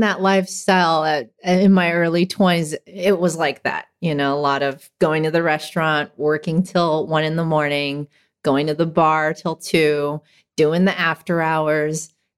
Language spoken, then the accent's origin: English; Hacienda Heights, California, United States; also born or lived in San Gabriel Valley / Whittier; I grew up in Hacienda Heights.